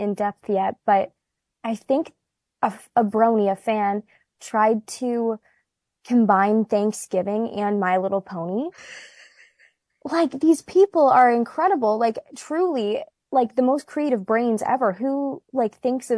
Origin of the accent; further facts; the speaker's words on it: Canada; us Canadians